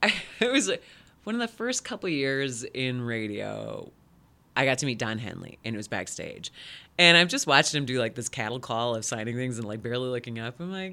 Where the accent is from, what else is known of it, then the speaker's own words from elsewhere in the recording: Midland, Michigan, United States; moved away as an adult; also born or lived in Detroit, Michigan; now in Lansing, United States; I was 21, and I grew up in Midland. And then it was a big eye-opener from Midland, Michigan, moving to Detroit for, I think I was there about a year and a half, maybe. And then from there, coming to Lansing.